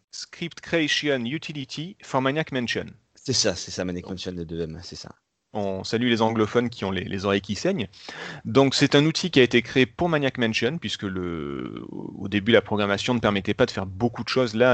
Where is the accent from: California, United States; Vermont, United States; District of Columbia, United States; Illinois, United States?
Illinois, United States; Chicago; born there; vous savez que je suis né à Chicago